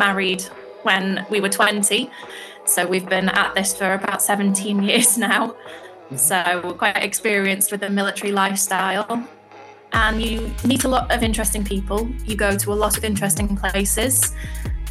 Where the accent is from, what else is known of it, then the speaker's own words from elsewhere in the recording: United Kingdom; So I live in Britain, obviously. I'm British